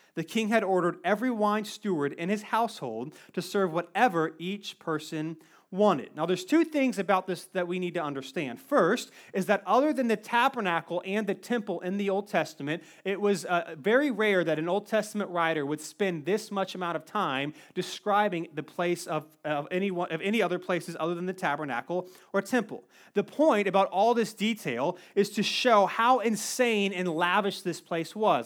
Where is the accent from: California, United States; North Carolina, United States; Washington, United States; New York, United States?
North Carolina, United States; Cary; I grew up in Cary. Nothing ever happens in Cary.